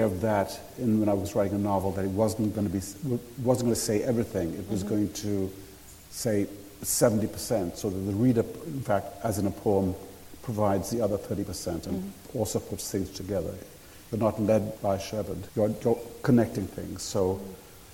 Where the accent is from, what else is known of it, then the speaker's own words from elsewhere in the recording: Sri Lanka; I grew up in Sri Lanka